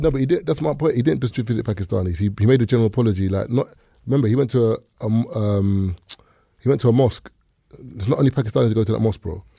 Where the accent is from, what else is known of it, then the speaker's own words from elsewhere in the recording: the East, London, United Kingdom; when I was growing up in the East